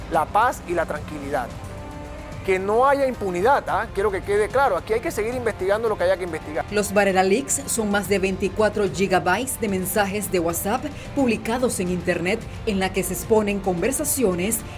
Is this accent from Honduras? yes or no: no; Panama; y digo nosotros, lo digo como panameño